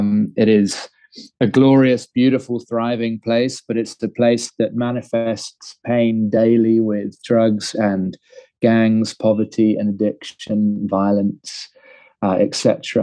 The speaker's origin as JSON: {"language": "English", "region": "London", "country": "United Kingdom", "tie": "born or raised there", "moved": "as an adult", "lives_now": "Cape Town, South Africa", "said": "from London originally, Southeast London, in fact, and have been living in Cape Town now for the last 13 years. So I'm Londoner born and bred"}